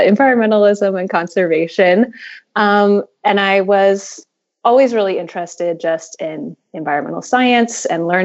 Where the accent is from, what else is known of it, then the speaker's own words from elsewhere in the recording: Indiana, United States; now in Maryland, United States; I am originally from the Midwest, Indiana specifically. And so I grew up surrounded by a lot of cornfields